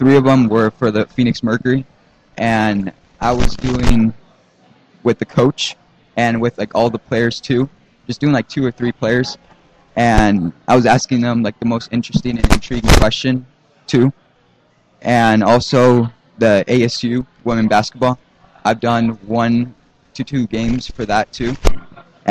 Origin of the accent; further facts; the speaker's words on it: Buenos Aires, Argentina; now in Arizona, United States; I'm from Argentina, so growing up, I had to speak, try to learn two languages